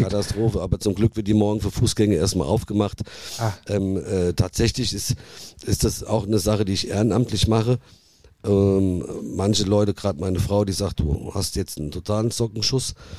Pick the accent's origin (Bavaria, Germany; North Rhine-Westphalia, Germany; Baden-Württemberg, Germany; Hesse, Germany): Hesse, Germany; Nidda; accent: Hessian; Ihr hört ja auch, dass ich einen hessischen Dialekt habe